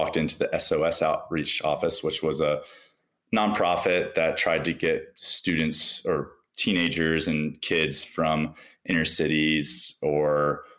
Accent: Raleigh, North Carolina, United States; moved away as an adult; now in Denver, United States; I grew up in Raleigh, North Carolina

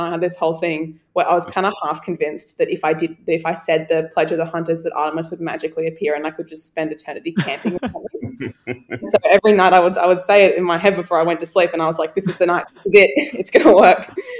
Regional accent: Australia; And I'm fine, I'm Australian.

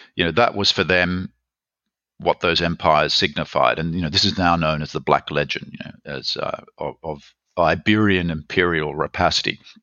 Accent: Australia; moved away as an adult; also born or lived in Berkeley, United States / Germany; I'm from Australia, as you can probably guess

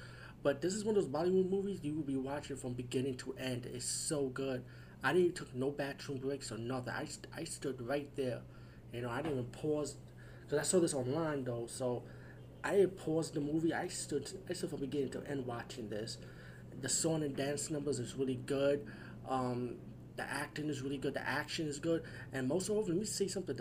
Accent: United States; I'm from the USA

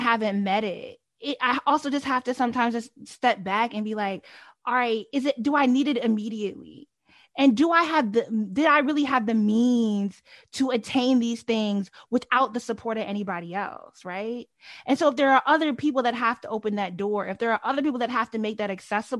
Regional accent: Delaware, United States; I grew up in Delaware

